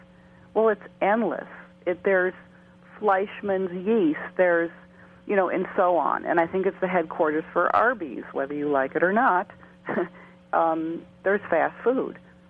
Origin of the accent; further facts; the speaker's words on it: Illinois, United States; And I grew up in Illinois.